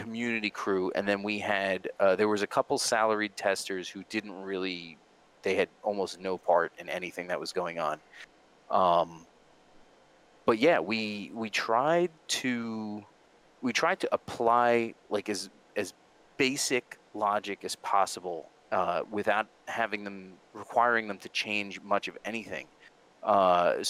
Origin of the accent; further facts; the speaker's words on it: New Jersey, United States; we're all from Jersey